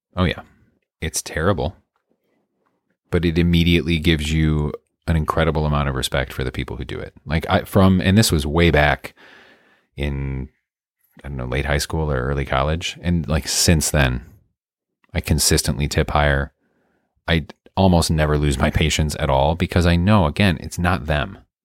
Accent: Midwest, United States; I'm from the Midwest

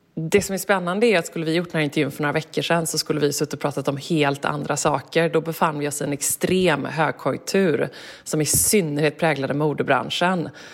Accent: Gothenburg, Västra Götaland, Sweden; när jag växte upp hemma i Göteborg

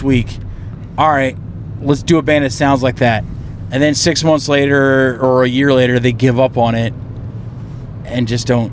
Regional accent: East Coast, United States; moved away; I come from the East Coast.

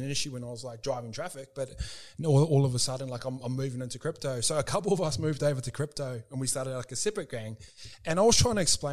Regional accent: New Zealand; I am Kiwi

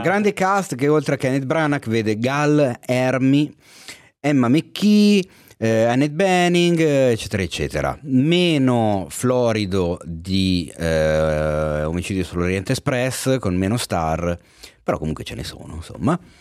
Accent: Milan, Lombardy, Italy; accent: Milanese; si sente troppo la mia cadenza milanese

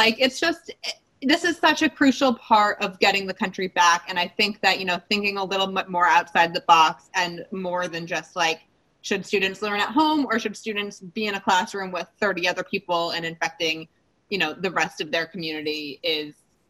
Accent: New Hampshire, United States; I grew up in New Hampshire.

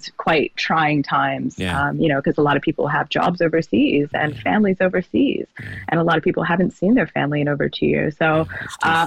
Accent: New Jersey, United States; moved away as an adult; now in Sydney, Australia; I'm from South Jersey originally, in the United States

